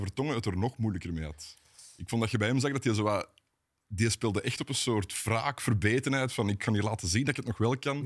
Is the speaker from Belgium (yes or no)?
yes; Wilrijk, Flanders, Belgium; geboren in Wilrijk, ik ook